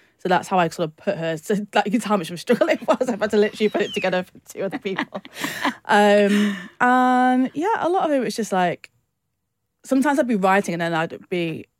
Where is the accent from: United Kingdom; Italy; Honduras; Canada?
United Kingdom; the Northwest, North West England; now in London, United Kingdom; because obviously I grew up in the Northwest in like a town where there just weren't that many black people.